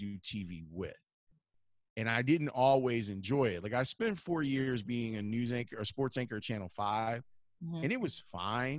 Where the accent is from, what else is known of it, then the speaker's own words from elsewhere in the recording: Chicago, Illinois, United States; also born or lived in Homewood, Illinois; I grew up on the South Side, and then we moved to Homewood when I was 14, specifically for me to go to HF